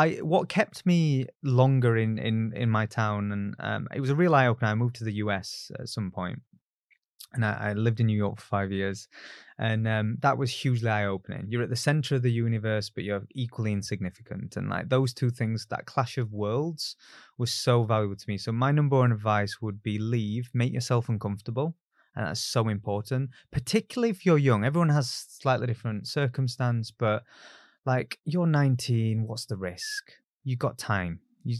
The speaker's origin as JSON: {"language": "English", "town": "Barnsley", "region": "Yorkshire and the Humber", "country": "United Kingdom", "tie": "born or raised there", "said": "And look, I grew up in Barnsley. It's a very low aspiration town."}